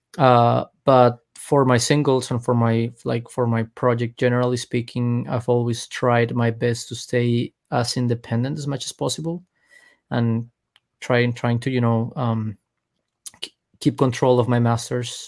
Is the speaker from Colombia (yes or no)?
yes; Colombia; now in Miami, United States; I'm from Colombia.